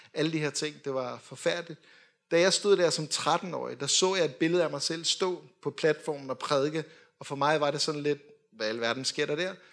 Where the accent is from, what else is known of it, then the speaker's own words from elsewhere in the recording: Denmark; vi er jo danskere